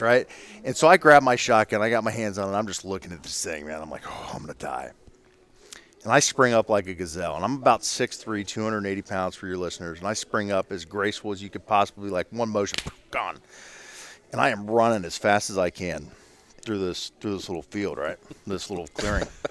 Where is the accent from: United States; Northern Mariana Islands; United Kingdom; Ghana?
United States; Ohio; I'm from Ohio.